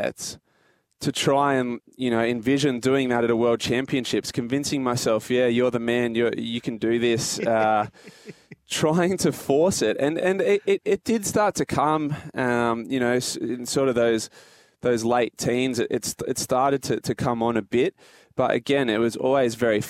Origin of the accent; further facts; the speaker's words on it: Port Macquarie, New South Wales, Australia; growing up in Port Macquarie